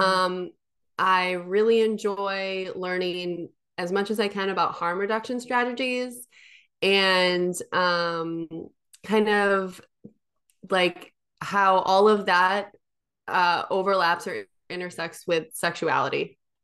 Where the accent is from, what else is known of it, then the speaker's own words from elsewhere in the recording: Midwest, United States; I grew up in the Midwest